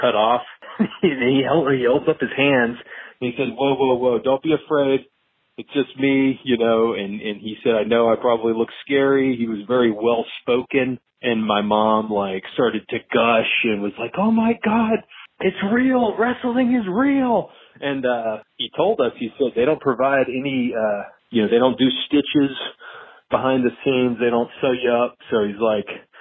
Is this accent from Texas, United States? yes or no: no; Albany, Georgia, United States; my hometown of Albany, Georgia